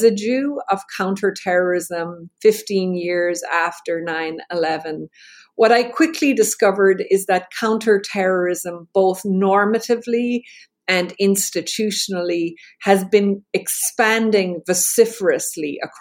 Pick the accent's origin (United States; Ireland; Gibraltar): Ireland; I'm Irish